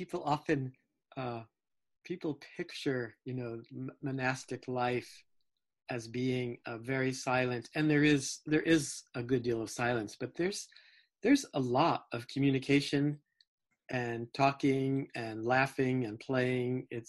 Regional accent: New Jersey, United States; born there; Well, let's see. I was born in New Jersey.

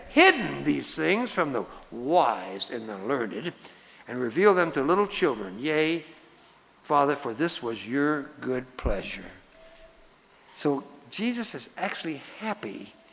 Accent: Texas, United States; moved away; I was born in Texas

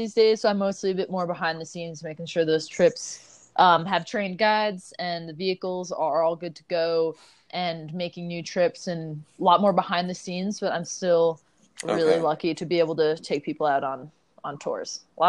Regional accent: Long Island, New York, United States; When I was a kid, I'm from Long Island. Don't really have that much of an accent anymore. so I grew up on Long Island

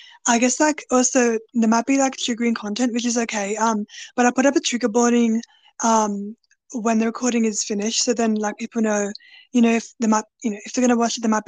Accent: Australia; born or raised there

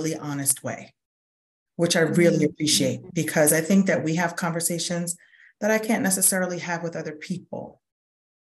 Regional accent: New York City, New York, United States; moved away as an adult; now in Montgomery County, United States; I'm from Brooklyn, New York. So I've been in Montgomery County 24 years now

